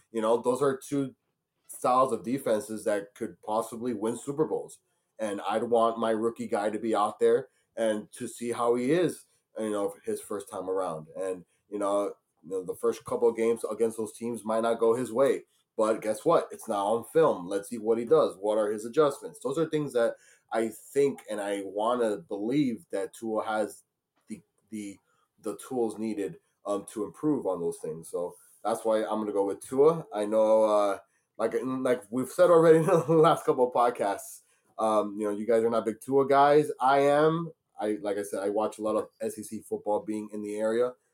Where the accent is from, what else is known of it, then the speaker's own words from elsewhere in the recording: Miami, Florida, United States; my hometown here in Miami, Florida